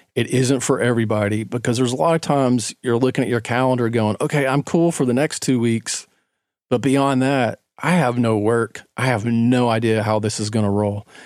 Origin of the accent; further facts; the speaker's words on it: Knoxville, Tennessee, United States; moved away as an adult; now in Atlanta, United States; I grew up in Knoxville, Tennessee.